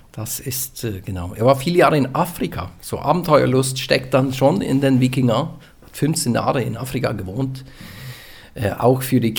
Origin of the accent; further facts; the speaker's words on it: central Norway, Norway; German is a second language; bei mir das wo ich herkomme, das ist wie in England. Kann man in England wohnen, kannst du in Mittelnorwegen wohnen.